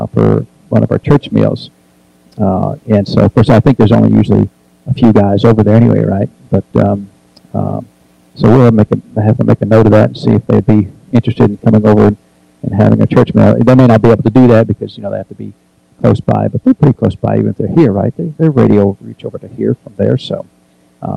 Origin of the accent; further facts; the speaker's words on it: New Hampshire, United States; now in Tennessee, United States; I grew up in New Hampshire, so I know a little bit about the cold weather